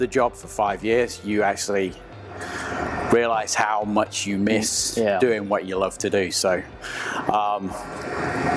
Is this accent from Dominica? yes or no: no; England, United Kingdom; moved away as an adult; now in United States; you can tell from my accent, I'm originally from England.